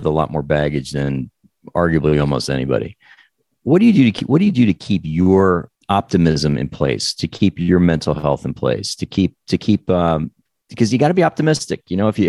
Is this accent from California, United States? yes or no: no; New Jersey, United States; also born or lived in New York; I grew up in New Jersey